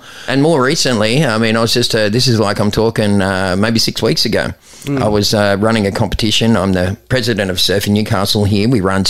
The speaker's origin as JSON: {"language": "English", "country": "Aruba", "said": "I was doing it from the time I came from Aruba, right, because I thought I had a head start on everyone."}